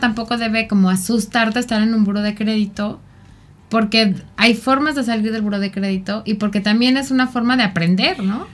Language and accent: Spanish; Mexico; culturalmente como mexicanos eh, somos muy ayudadores